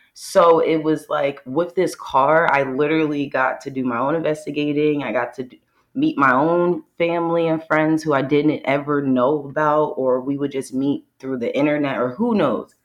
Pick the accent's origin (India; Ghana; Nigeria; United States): United States; Bucks County, Pennsylvania; I'm from Bucks County, Pennsylvania, born and raised